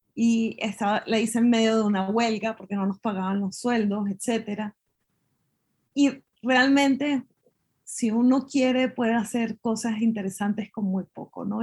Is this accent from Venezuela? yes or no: yes; Venezuela; moved away; cuando me fui de Venezuela